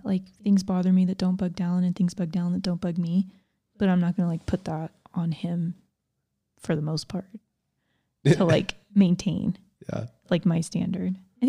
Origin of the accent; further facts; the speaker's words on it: Thunder Bay, Ontario, Canada; I'm from Thunder Bay, Ontario, Canada.